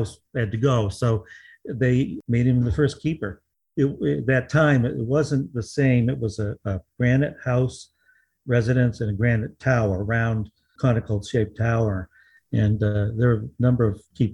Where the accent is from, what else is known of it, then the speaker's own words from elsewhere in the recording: Middleborough, Massachusetts, United States; moved away as an adult; also born or lived in Rockland, Maine; We're from Massachusetts. I'm from Middleborough